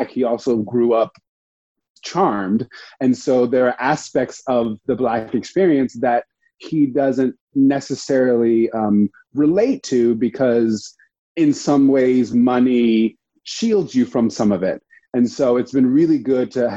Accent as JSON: {"language": "English", "town": "Dana Point", "region": "California", "country": "United States", "tie": "born or raised there", "also_born_or_lived": "Providence, Rhode Island", "moved": "as an adult", "lives_now": "New York, United States", "said": "I grew up in Orange County, California, in Dana Point."}